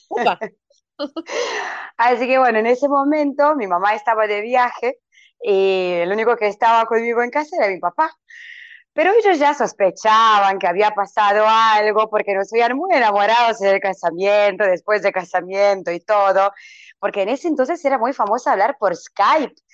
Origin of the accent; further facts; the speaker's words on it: Vinkovci, Vukovar-Srijem County, Croatia; Spanish is a second language; soy de Croacia, de la ciudad de Vinkovci, eh, que queda en la parte del este de, Croacia, cerca de, Hungría, y a unos 270 kilómetros